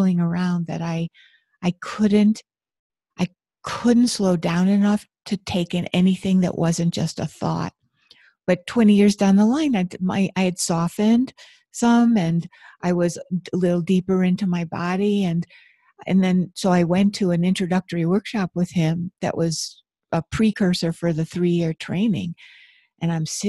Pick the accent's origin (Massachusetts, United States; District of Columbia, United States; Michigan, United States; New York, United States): New York, United States; Buffalo; I grew up in Buffalo, New York, where there's tons of snow.